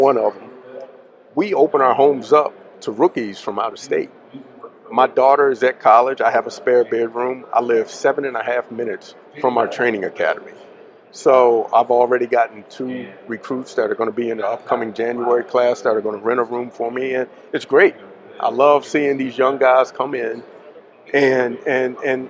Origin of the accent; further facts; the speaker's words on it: Poolesville, Maryland, United States; now in Gettysburg, United States; where I grew up in Poolsville